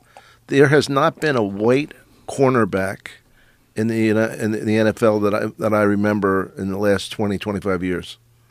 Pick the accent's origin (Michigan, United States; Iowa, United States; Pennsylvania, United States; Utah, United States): Pennsylvania, United States; Philadelphia; I'm from Philly